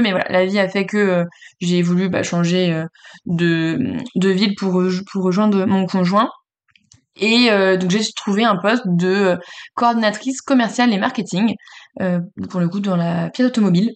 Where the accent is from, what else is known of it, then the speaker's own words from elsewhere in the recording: Le Mans, Pays de la Loire, France; also born or lived in Paris region; je suis, euh, née en région parisienne et j'ai grandi, au Mans